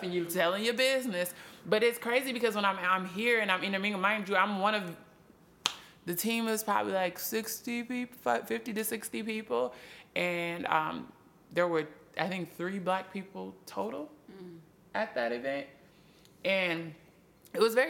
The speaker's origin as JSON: {"language": "English", "region": "Minnesota", "country": "United States", "moved": "yes", "said": "I'm from Minnesota"}